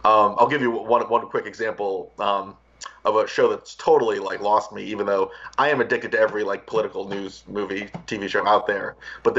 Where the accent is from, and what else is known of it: Springfield, Virginia, United States; born or raised there